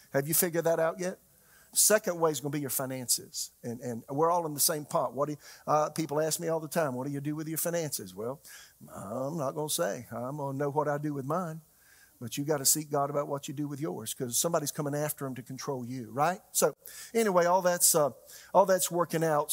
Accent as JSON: {"language": "English", "town": "Florence", "region": "South Carolina", "country": "United States", "tie": "born or raised there", "moved": "yes", "lives_now": "Raleigh, United States", "said": "my hometown is, is Florence, South Carolina"}